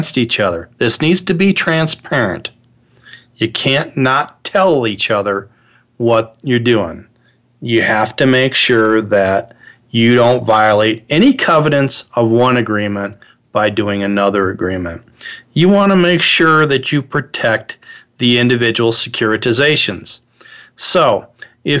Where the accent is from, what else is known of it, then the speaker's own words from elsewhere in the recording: Midwest, United States; I'm originally from the Midwest. I'm a child of the 60s. I was born in 1960. Grew up in the Midwest